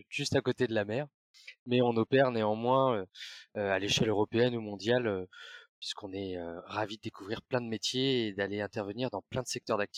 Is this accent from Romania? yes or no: no; Brittany, France; parce que je suis breton, ma, grand-mère a inventé la galette saucisse.